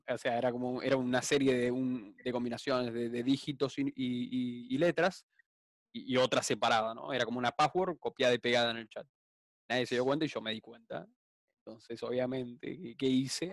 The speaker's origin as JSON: {"language": "Spanish", "country": "Argentina", "said": "soy argentino"}